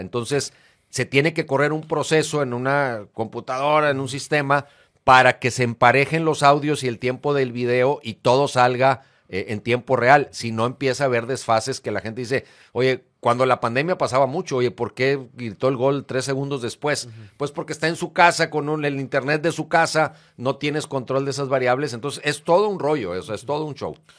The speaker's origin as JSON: {"language": "Spanish", "town": "Monterrey", "region": "Nuevo León", "country": "Mexico", "tie": "born or raised there", "also_born_or_lived": "Uruguay", "said": "Y yo me vengo a México, a, ah, bueno, a Monterrey, desde 1973, cuando yo tenía seis años"}